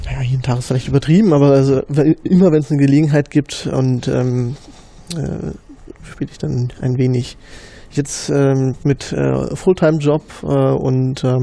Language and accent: German; Berlin, Germany; nee, ich komme aus dem Osten. aus Ostberlin. Ja, damals noch äh, in der DDR geboren.